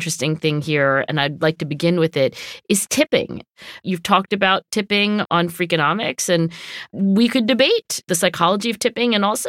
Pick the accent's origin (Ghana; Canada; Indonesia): Canada; She is from Europe. I'm from Canada.